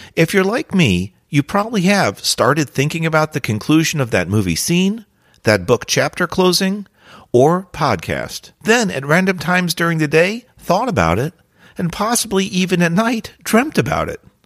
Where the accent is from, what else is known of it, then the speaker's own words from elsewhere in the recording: New Jersey, United States; During my high school years, I grew up in New Jersey